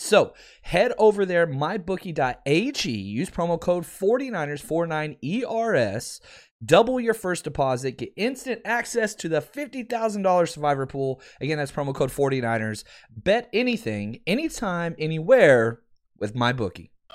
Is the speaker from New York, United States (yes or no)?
no; Dallas, Texas, United States; I grew up in Dallas